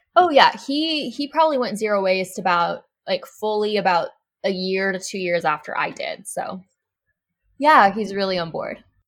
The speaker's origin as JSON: {"language": "English", "region": "Arkansas", "country": "United States", "said": "I'm from Arkansas, which is not necessarily the most eco-friendly, progressive state in America."}